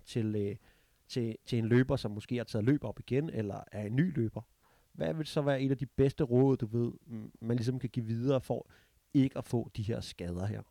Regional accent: Denmark; now in United States

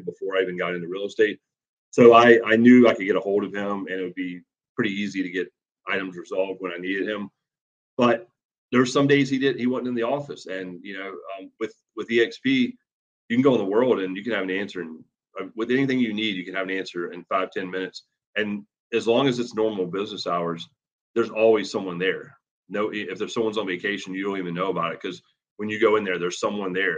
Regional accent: Virginia Beach, Virginia, United States; moved away as an adult; also born or lived in Newport News, Virginia; now in Baltimore, United States; I grew up in Virginia Beach, Virginia area, Newport News

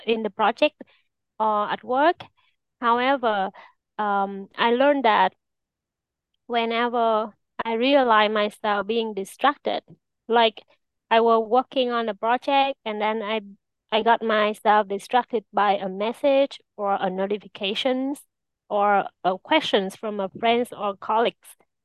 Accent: Vietnam; I am from Vietnam

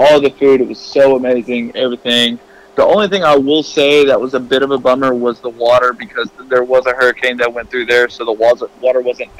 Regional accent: Tennessee, United States; my hometown in Tennessee

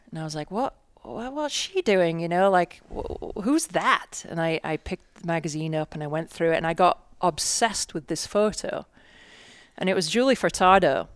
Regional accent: England, United Kingdom; moved away as an adult; now in United States; I'm from England, and I came out when I was twenty-one in nineteen ninety-four.

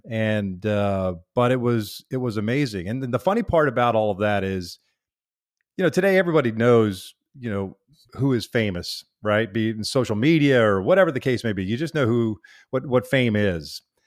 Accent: Kansas, United States; growing up in Kansas

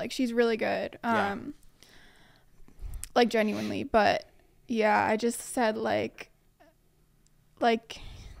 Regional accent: New York, United States; moved away as an adult; now in Australia; New York.

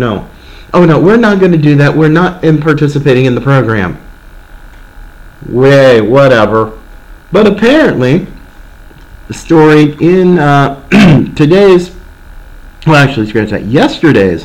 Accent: Oregon, United States; moved away; I grew up in Oregon

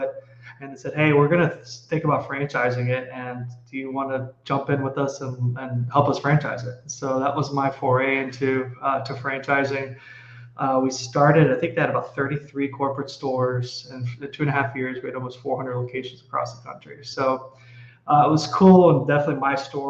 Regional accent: Dallas, Texas, United States; So I am from Texas. I am from Dallas.

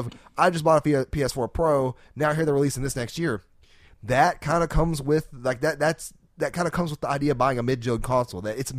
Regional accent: Arkansas, United States; We're from Arkansas.

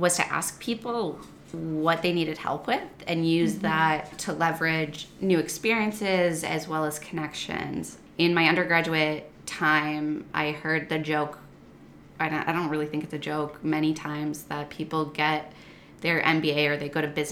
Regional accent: Midwest, United States; moved away as an adult; I was born and raised in the Midwest

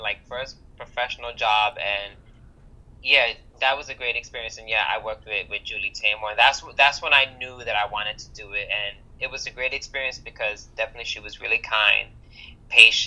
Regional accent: New York City, New York, United States; grown up in New York

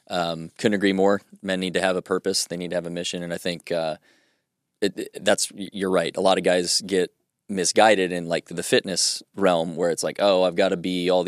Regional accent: Dayton, Ohio, United States; now in Nashville, United States; so I was raised in Ohio

